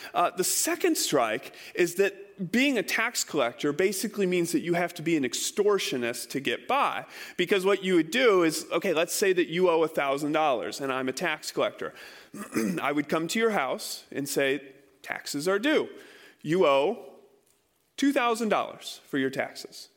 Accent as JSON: {"language": "English", "region": "Iowa", "country": "United States", "tie": "born or raised there", "said": "I grew up in Iowa."}